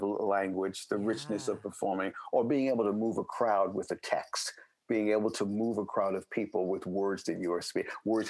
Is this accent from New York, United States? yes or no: yes; New York City, New York, United States; moved away; I'm a native New Yorker, born and raised